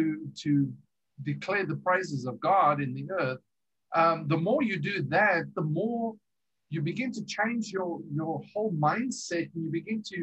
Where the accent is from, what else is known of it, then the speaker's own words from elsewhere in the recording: South Africa; also born or lived in England / America; we're from originally from South Africa. We've lived in England.